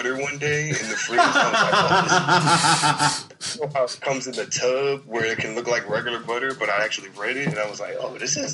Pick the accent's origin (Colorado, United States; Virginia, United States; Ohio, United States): Virginia, United States; Richmond; I'm from Richmond, Virginia